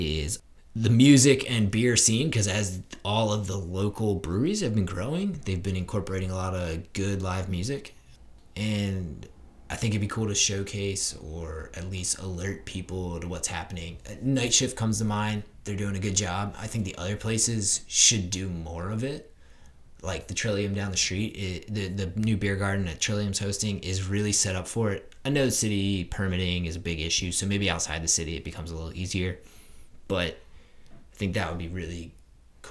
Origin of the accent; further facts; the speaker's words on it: Philadelphia, Pennsylvania, United States; moved away; I'm from Philadelphia